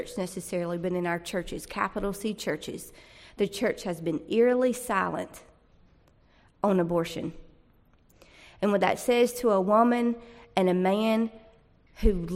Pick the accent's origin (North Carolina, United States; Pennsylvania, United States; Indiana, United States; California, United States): North Carolina, United States; Fuquay-Varina; I'm from Fuquay